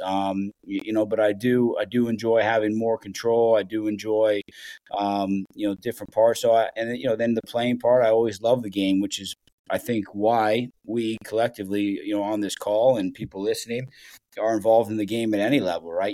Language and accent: English; Columbus, Ohio, United States; moved away as an adult; I grew up in Columbus, Ohio